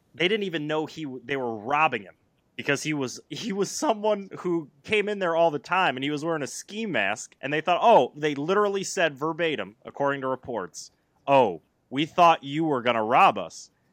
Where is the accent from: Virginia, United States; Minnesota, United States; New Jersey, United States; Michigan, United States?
Michigan, United States; Flint; I grew up in the Flint area